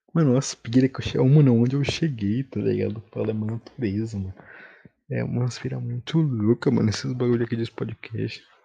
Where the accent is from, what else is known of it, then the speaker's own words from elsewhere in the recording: Bahia, Brazil; Eu tenho que falar mim, porque eu sou baiano.